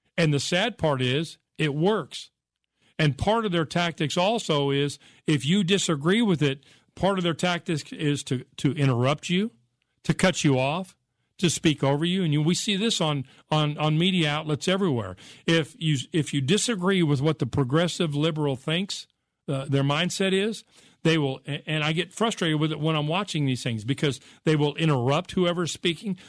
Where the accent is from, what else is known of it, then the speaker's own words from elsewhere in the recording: United States; I grew up in America.